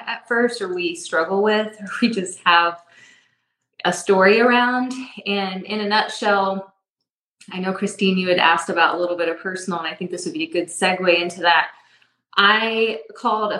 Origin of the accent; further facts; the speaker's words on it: Indianapolis, Indiana, United States; now in Avon, United States; I'm from Indianapolis. So we currently are in Avon, Indiana.